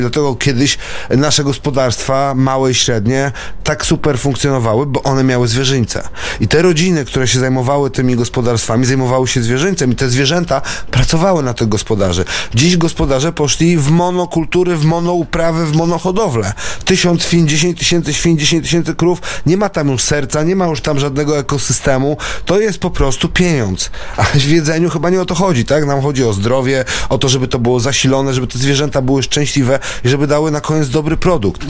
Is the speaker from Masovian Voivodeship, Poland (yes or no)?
yes; Warsaw, Masovian Voivodeship, Poland; moved away as an adult; now in Tomaszyn, Poland; Ja jestem z urodzenia warszawiakiem, wychowanym w Warszawie